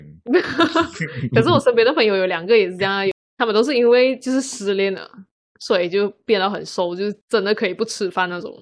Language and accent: Chinese; Malaysia; 我出生在马来西亚